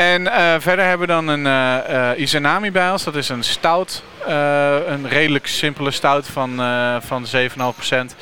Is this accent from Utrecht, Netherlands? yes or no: yes; Utrecht, Netherlands; Want ik kom zelf uit Utrecht